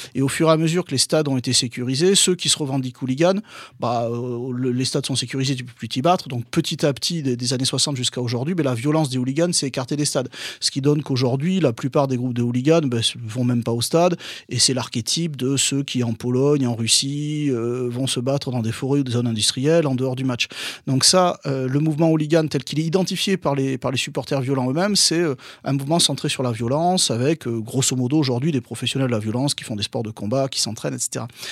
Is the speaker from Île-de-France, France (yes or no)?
no; Bordeaux, Nouvelle-Aquitaine, France; je suis de Bordeaux, je, j'allais au stade à, à À Bordeaux